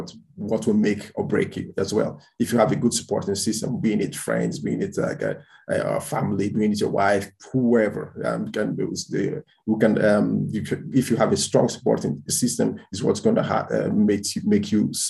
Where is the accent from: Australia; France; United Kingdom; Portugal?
Portugal; moved away as an adult; also born or lived in Dublin, Ireland; now in Spain; I was born in Spain, grew up in Portugal in terms of from 6 years old till I was 19. And then that's when I went to Ireland to start doing my undergraduation